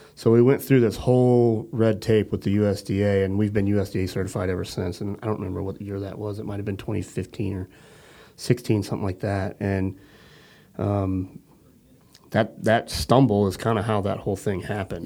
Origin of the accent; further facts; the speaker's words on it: St. Louis, Missouri, United States; moved away; my wife and I, you know, we're originally from the St. Louis area